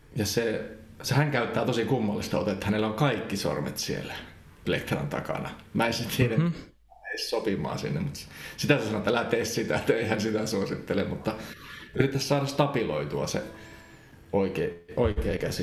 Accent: Central Finland, Finland; moved away; also born or lived in Helsinki; mä kyllä ehkä halusin muuttaa Keski-Suomeen takaisin

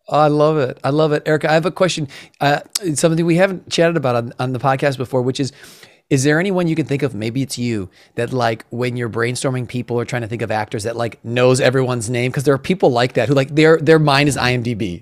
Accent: Midwest, United States; growing up in the Midwest

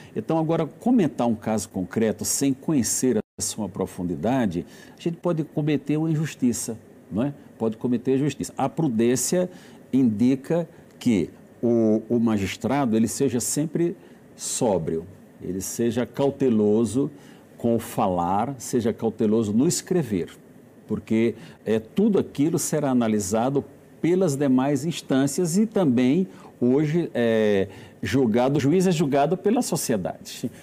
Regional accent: Alagoas, Brazil; Alagoas, que é minha terra

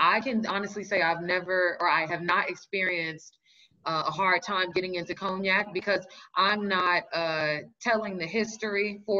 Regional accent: Los Angeles, California, United States; now in New York, United States; I'm originally from Los Angeles. And I then did the migration to New York. I've always wanted to live in New York.

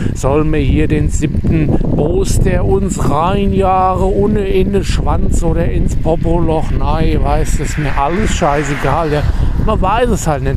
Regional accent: Germany; ich bin Deutscher.

